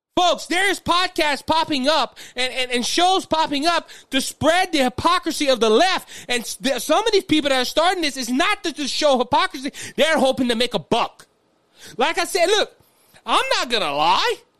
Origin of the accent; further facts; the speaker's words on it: Cajun, Louisiana, United States; I'm, I'm Cajun